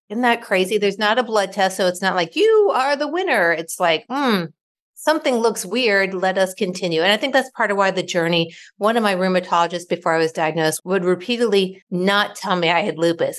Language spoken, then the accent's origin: English; Ohio, United States; now in Raleigh, United States; I live in Raleigh, North Carolina, but I was born and raised in Ohio.